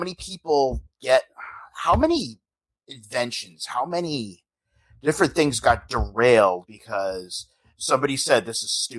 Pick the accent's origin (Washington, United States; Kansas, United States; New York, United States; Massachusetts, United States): Massachusetts, United States; near Boston; Yeah, I'm from near Boston.